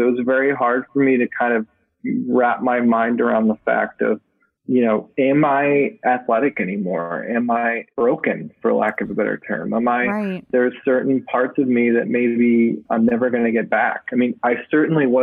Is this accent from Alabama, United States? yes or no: no; Massachusetts, United States; growing up in Massachusetts, I remember sitting on the floor of our living room with my mother watching the Boston Marathon.